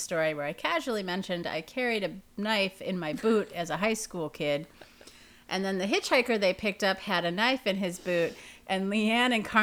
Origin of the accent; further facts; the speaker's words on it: Wisconsin, United States; We're both from Wisconsin